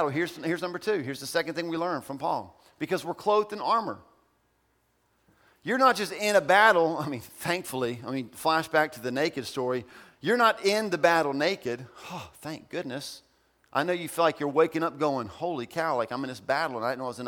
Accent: Ohio, United States; moved away; I'm from Ohio.

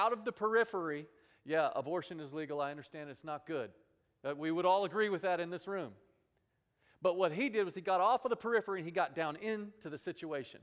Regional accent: Dallas, Texas, United States; moved away; I grew up in Dallas, Texas

